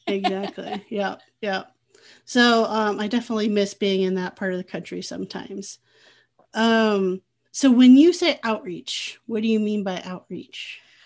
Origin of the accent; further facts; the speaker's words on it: Midwest, United States; also born or lived in Oceanside, California; now in Iowa, United States; I grew up in the Midwest